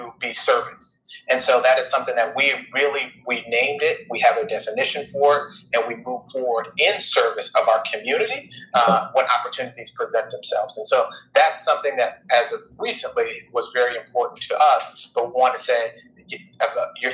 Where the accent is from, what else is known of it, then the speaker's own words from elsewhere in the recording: Minneapolis, Minnesota, United States; now in Tulsa, United States; I am originally from Minneapolis, Minnesota. That's where I grew up.